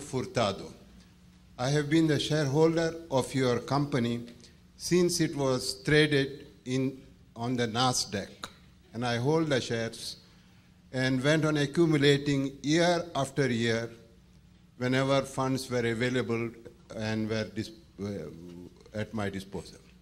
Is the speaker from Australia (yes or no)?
no; India; now in Portugal; I was born in India, of Indian parentage